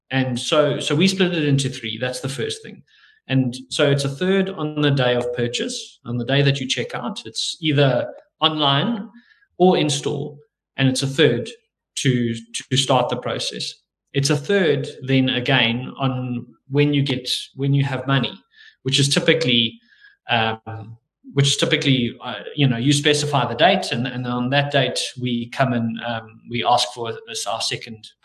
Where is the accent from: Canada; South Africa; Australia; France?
South Africa; we're South African